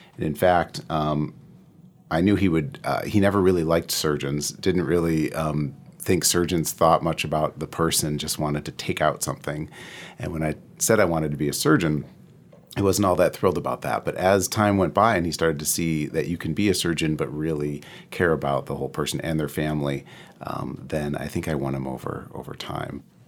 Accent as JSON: {"language": "English", "region": "Midwest", "country": "United States", "said": "I'm from the Midwest through and through"}